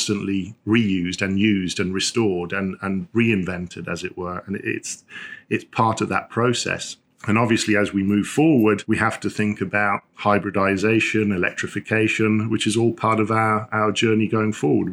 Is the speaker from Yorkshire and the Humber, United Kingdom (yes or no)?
yes; Sheffield, Yorkshire and the Humber, United Kingdom; I grew up in Sheffield. I grew up in the industrial north, as it were